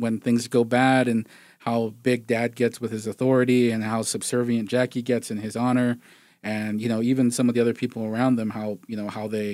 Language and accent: English; United States; I'm Native American. I'm Navajo and Apache.